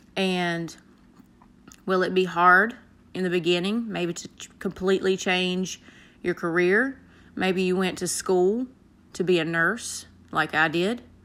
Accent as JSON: {"language": "English", "region": "the South", "country": "United States", "accent": "country", "said": "I have a country accent. I am from the South."}